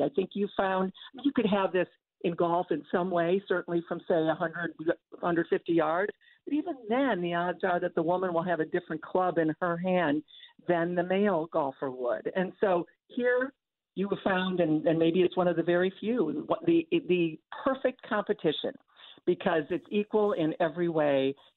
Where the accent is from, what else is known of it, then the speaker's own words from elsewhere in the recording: Toledo, Ohio, United States; moved away; growing up in Toledo on my way to Northwestern